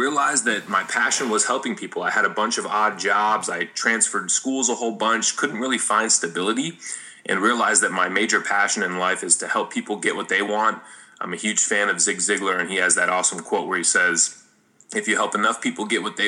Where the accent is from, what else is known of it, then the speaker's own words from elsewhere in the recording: Las Vegas, Nevada, United States; I grew up in Las Vegas